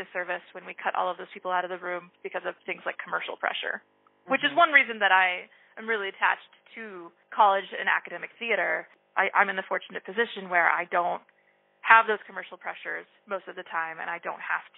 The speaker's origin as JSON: {"language": "English", "town": "Louisville", "region": "Kentucky", "country": "United States", "tie": "born or raised there", "said": "I grew up in Louisville, Kentucky"}